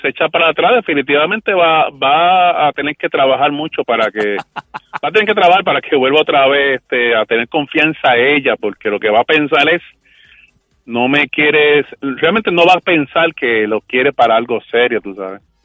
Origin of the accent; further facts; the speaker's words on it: Trujillo Alto, Puerto Rico; De Trujillo, de Trujillo Alto